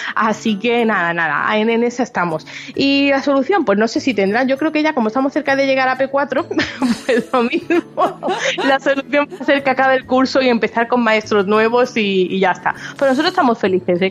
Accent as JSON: {"language": "Spanish", "town": "Málaga", "region": "Andalusia", "country": "Spain", "moved": "yes", "lives_now": "near Barcelona, Spain", "said": "yo soy de Málaga"}